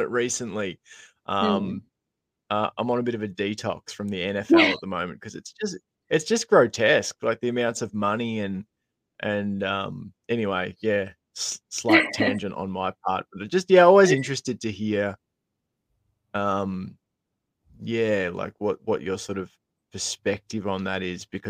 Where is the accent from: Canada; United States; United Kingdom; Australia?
Australia; Geelong, Victoria; I remember growing up in Geelong